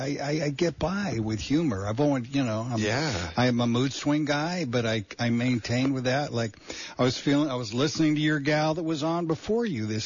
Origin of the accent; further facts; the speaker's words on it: Bakersfield, California, United States; now in Santa Cruz, United States; I was born in the Deep South. Wow. Yeah, Bakersfield, California. yeah, Bakersfield.